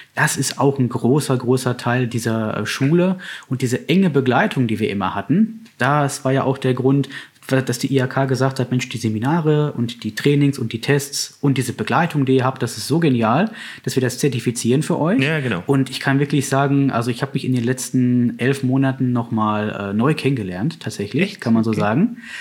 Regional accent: Bochum, North Rhine-Westphalia, Germany; now in Herdecke, Germany; ich bin tatsächlich in Bochum aufgewachsen

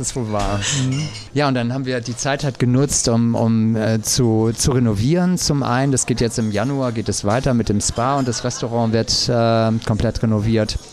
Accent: St. Peter-Ording, Schleswig-Holstein, Germany; also born or lived in Husum; bin dann hier eben zur Schule gegangen, also kam ich schon als St. Peteraner

